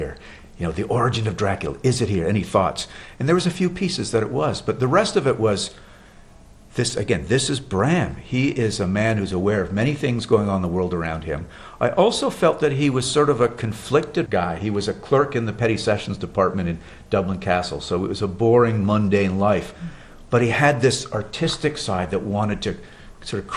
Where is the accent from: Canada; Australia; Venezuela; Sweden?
Canada; Montreal, Quebec; living in growing up in Montreal, Canada